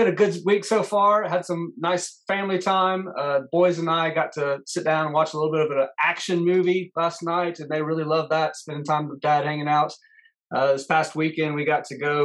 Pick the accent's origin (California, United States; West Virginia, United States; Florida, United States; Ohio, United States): Florida, United States; I was born and grew up in Florida